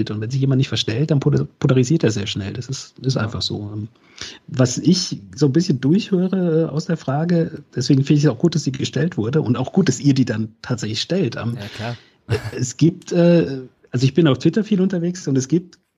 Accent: Freiburg, Baden-Württemberg, Germany; gerade als Freiburger, weil man normalerweise äh, ja, wir sind ja harmlos, uns mag ja jeder.

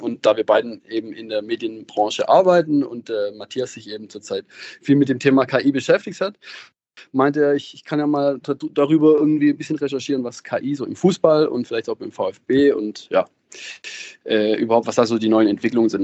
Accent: Baden-Württemberg, Germany; Ich komme schon aus der Region, ähm, aus, aus dem Südwesten

